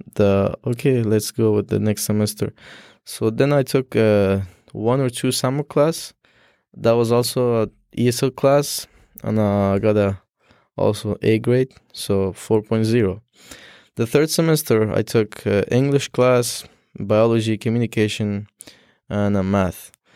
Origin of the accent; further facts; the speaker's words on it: Afghanistan; first language Dari; English is a second language; moved away as an adult; now in Syracuse, United States; I'm from Afghanistan